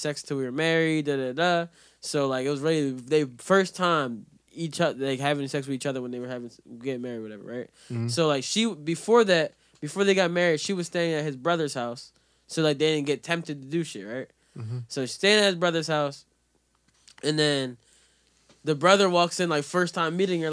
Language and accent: English; Jamaica; I'm a real Jamaican